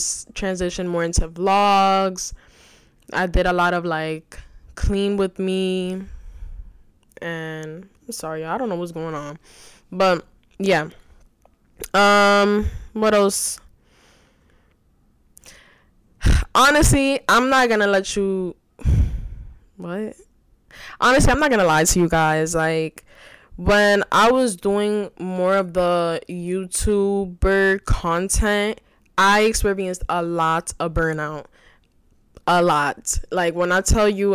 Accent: New York City, New York, United States; also born or lived in Bronx, New York City; I'm originally from the Bronx, but I was raised in Washington Heights, still reside in Washington Heights, which is New York City

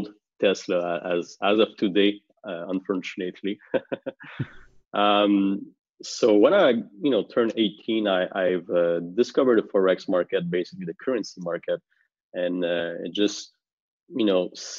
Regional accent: Montreal, Quebec, Canada; I'm from Montreal, Canada

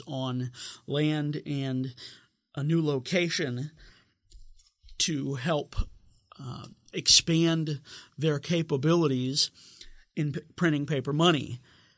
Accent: Wildwood, Missouri, United States; moved away; I'm originally from suburban St. Louis

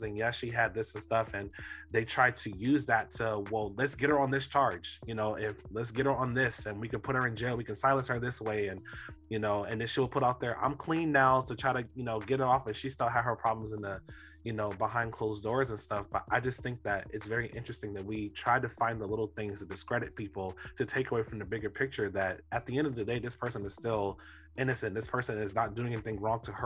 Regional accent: Florida, United States; I'm from Florida, and I actually grew up maybe 30 minutes away from where Trayvon Martin, you know, was shot and killed

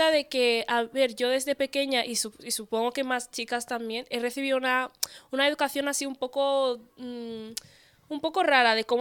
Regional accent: Spain; soy pura ¿Eh? española

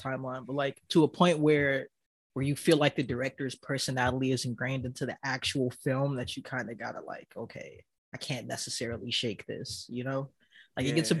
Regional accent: Miami, Florida, United States; moved away; also born or lived in Georgia / Virginia / Bahamas (ancestry); I was born in Miami, so I was living in Miami at the time

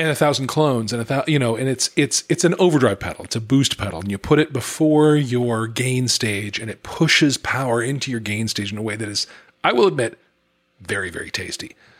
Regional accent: United States; as an American

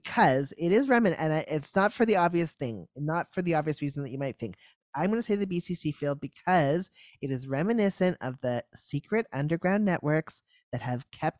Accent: Memphis, Tennessee, United States; now in Toronto, Canada; Second, I am from Memphis, Tennessee.

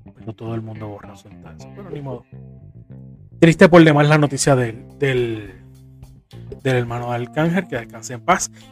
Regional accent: Puerto Rico; Soy de Puerto Rico, vivo en Corozal.

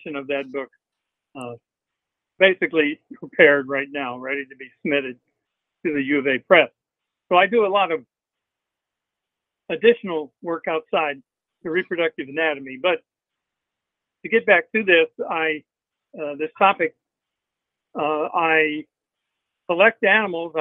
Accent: Arkansas Ozarks, United States; also born or lived in St. Louis, Missouri / Fayetteville, Arkansas; I was born in St. Louis, moved out of St. Louis when I was 7. To the Arkansas Ozarks, and my parents bought a resort there

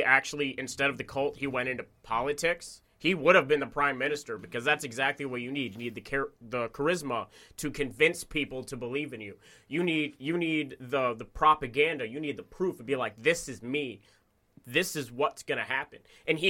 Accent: United States; an American

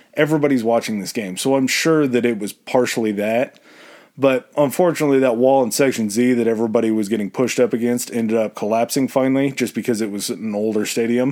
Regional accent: United States; being an American

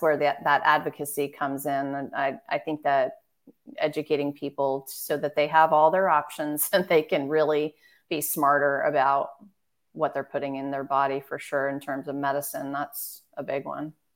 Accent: Marin County, California, United States; moved away as an adult; also born or lived in San Francisco, California / Washington, D.C. / East Coast; San Francisco, California, and I grew up in Marin County. So born in the city, but we grew up in Marin

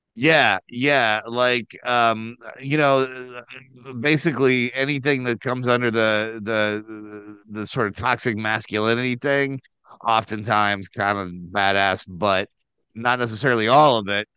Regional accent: Midwest, United States

